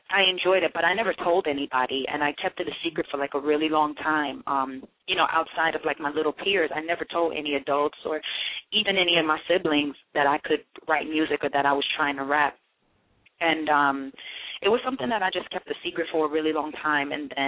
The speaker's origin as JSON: {"language": "English", "town": "Miramar", "region": "Florida", "country": "United States", "also_born_or_lived": "Mandeville, Jamaica", "lives_now": "New York City, United States", "said": "I'm originally from Florida, from South Florida, Miramar, Florida. I was raised back and forth between Miramar and Mandeville, Jamaica. I would go back and forth a lot."}